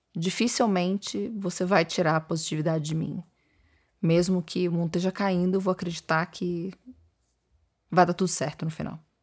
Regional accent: Niterói, Rio de Janeiro, Brazil; moved away as an adult; also born or lived in São Paulo; Eu sou de Niterói, Rio de Janeiro

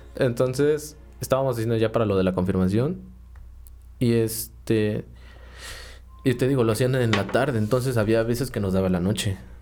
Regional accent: Cuautla, Morelos, Mexico; yo vivo desde bueno, desde que nací acá

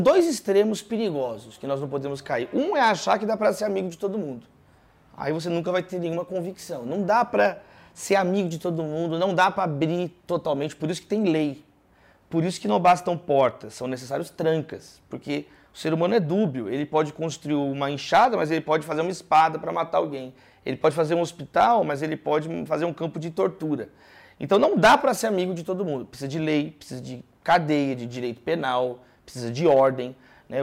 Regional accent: Brazil

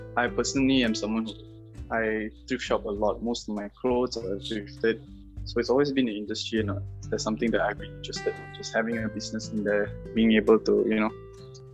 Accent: Malaysia; I am from Malaysia and I'm one of the 3 owners of VM3

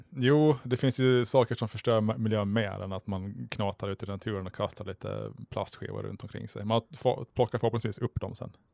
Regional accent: Mariehamn, Åland Islands; jag är född och uppvuxen i Mariehamn.

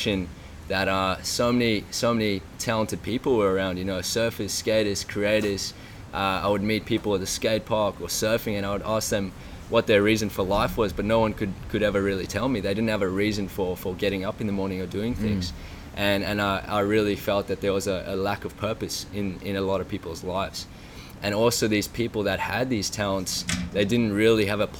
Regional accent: Cape Town, Western Cape, South Africa; grew up in South Africa, in Cape Town

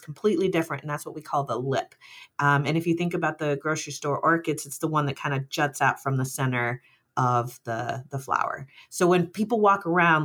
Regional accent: Tucson, Arizona, United States; also born or lived in Mexico / Tallahassee, Florida; I was born in Mexico, but we immigrated to the United States, and I grew up in Tucson, Arizona

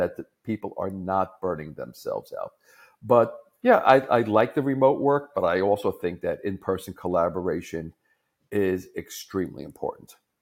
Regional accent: New York, United States; as a New Yorker, I talk very fast

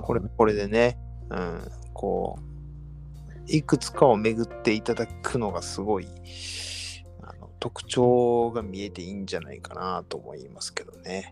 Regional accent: Hyogo, Japan; 地元が兵庫なんで、まあ、丹波焼きはしょっちゅう見に行ってたり

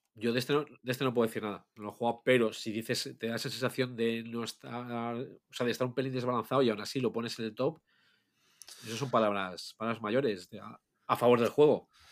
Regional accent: Asturias, Spain; Somos de Asturias

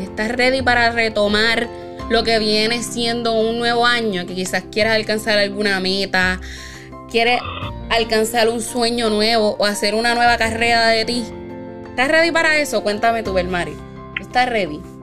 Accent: Puerto Rico; nuestra patria

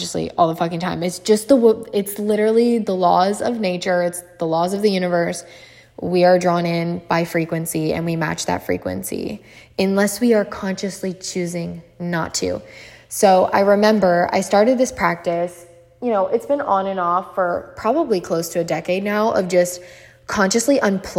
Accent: Maryland, United States; growing up in Maryland. If you guys don't know, that's where I'm from.

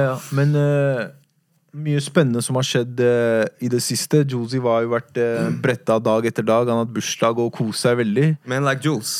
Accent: Oslo, Norway; Jeg har vokst opp på Furuset

